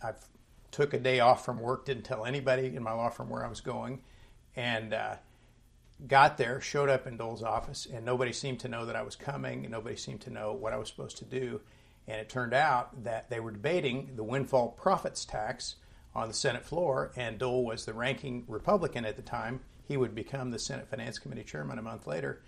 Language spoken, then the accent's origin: English; Topeka, Kansas, United States; also born or lived in Wichita, Kansas; I was born in Kansas. I lived in Wichita, Kansas. Moved to Topeka at the age of 10